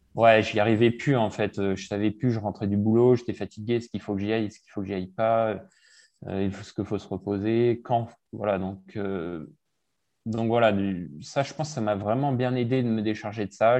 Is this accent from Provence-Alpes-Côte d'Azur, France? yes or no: yes; Gap, Provence-Alpes-Côte d'Azur, France; moved away as an adult; also born or lived in Cotentin, Normandy / Marseille / Lyon; j'ai fait de 0 à 10 ans là-bas. Et puis ensuite, à 10 ans, on a déménagé à Gap. Donc j'ai fait mhm. globalement de 10 à 18 à Gap.